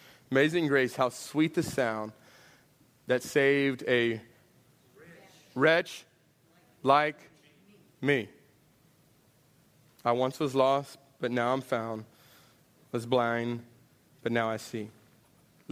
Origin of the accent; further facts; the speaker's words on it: Houston, Texas, United States; I'm from Houston